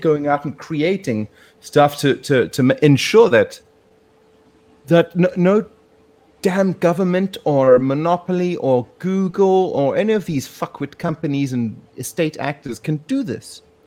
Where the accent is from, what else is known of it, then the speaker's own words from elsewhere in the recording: South Africa; moved away as an adult; now in Hong Kong; growing up in South Africa